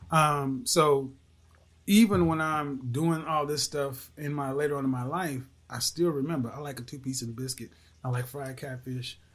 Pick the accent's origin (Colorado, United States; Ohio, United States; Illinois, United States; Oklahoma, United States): Oklahoma, United States; I'm from Oklahoma